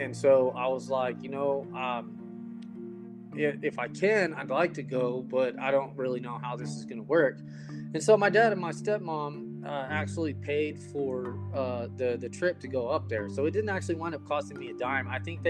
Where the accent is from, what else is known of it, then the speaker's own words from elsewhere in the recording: Phoenix, Arizona, United States; because we came from Phoenix, Arizona, to where it is freezing cold.